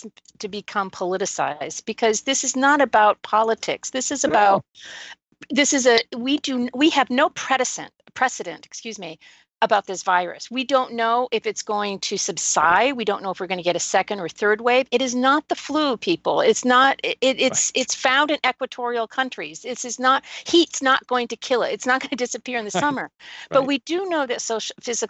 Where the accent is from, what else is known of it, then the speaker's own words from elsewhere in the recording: New England, United States; now in Texas, United States; I was born in New England